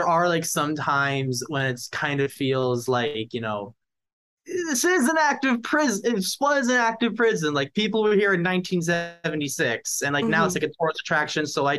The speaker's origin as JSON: {"language": "English", "country": "United States", "tie": "born or raised there", "also_born_or_lived": "Glassboro, New Jersey", "moved": "yes", "lives_now": "Philadelphia, United States", "said": "I grew up outside New York"}